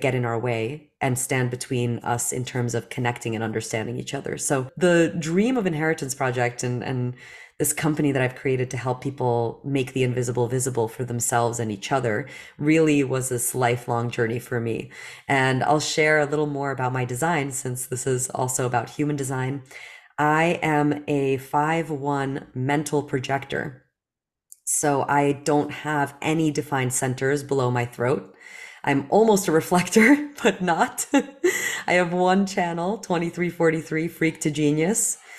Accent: New Jersey, United States; English is a second language; also born or lived in Belarus; as a woman growing up in New Jersey

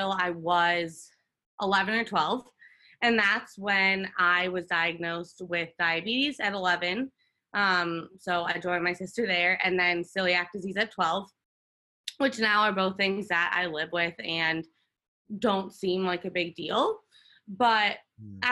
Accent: Chicago, Illinois, United States; I grew up in the suburbs of Chicago. So I grew up in the Midwest

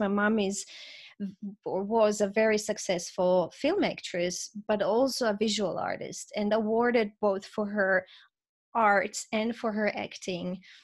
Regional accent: Zagreb, Zagreb County, Croatia; moved away as an adult; also born or lived in Vienna, Austria; I was born in Zagreb, Croatia, and I grew up there under President Tito

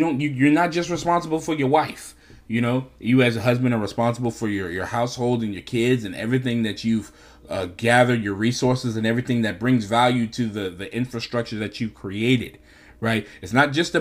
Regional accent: New York, United States; I'm from New York.

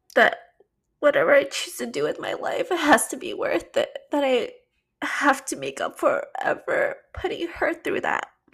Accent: Canada; also born or lived in China; having to move back home to Canada

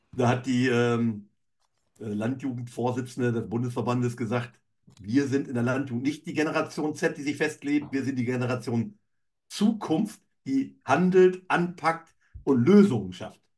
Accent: Emsland, Lower Saxony, Germany; also born or lived in Cologne; bin aufgewachsen in der Landwirtschaft im emsländischen Bereich

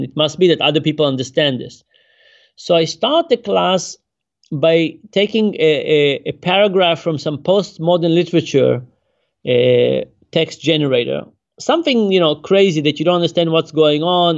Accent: Israel; now in United States; I grew up in Israel

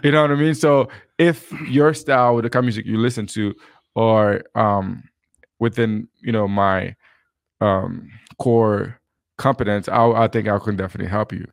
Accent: Haiti; now in Utah, United States; where I grew up in Haiti, uh, music and dancing is a big part of our culture

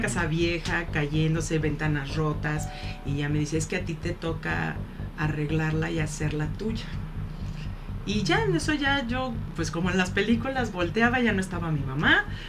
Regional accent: Mexico; Como mexicanos

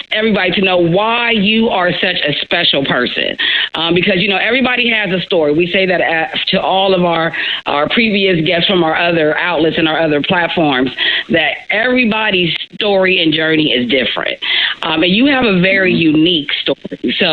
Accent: Midwest, United States; again, I am from the Midwest.

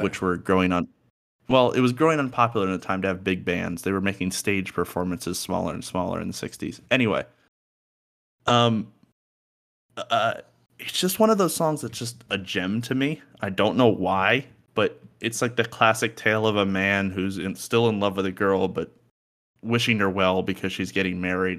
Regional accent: New York area, United States; moved away; as a New Yorker

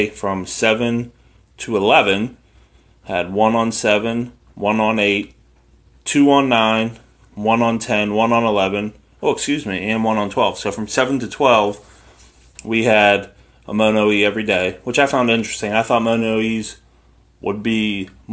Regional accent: United States

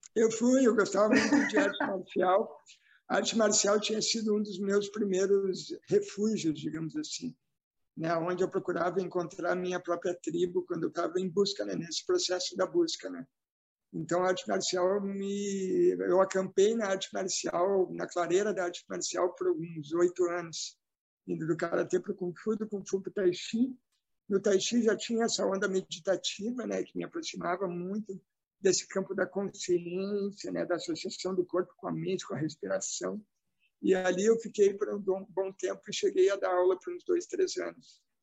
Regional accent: Novo Hamburgo, Rio Grande do Sul, Brazil; accent: sotaque do Sul; nessa cidade aqui onde eu nasci, que é Novo Hamburgo

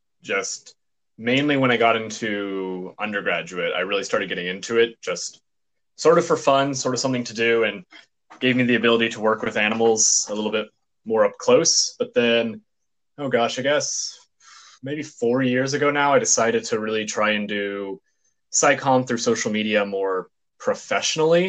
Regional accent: Texas, United States; now in Southern California, United States; I'm from Texas

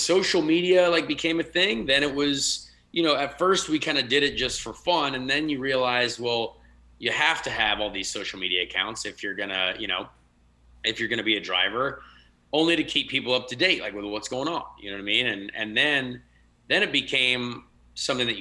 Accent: United States; they just looked at me as an American when I was over there

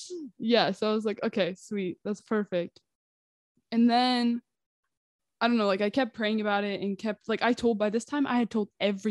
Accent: Washington, United States; I'm 19 from Washington State in the U.S.

